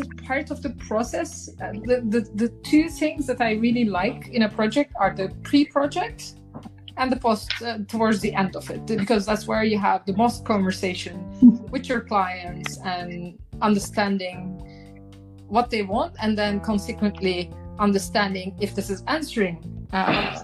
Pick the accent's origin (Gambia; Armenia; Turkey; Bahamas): Turkey; moved away as an adult; now in Amsterdam, Netherlands; my home country in Turkey